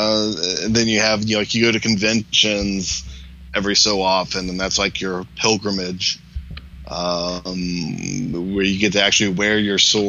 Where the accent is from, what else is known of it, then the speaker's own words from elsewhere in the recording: United States; as an American